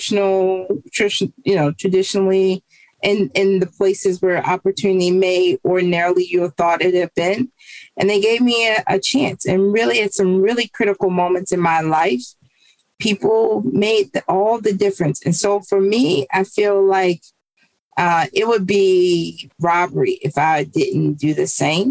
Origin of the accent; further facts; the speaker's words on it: Baltimore, Maryland, United States; grew up in East Baltimore. I've always lived in East Baltimore